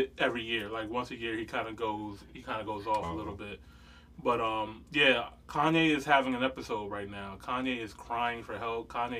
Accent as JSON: {"language": "English", "town": "Chicago", "region": "Illinois", "country": "United States", "said": "but I'm from Chicago, and, you know, and guns are this way and stuff like that."}